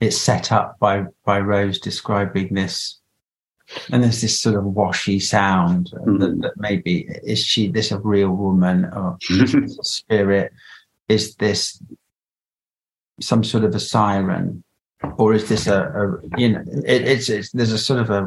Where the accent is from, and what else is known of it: England, United Kingdom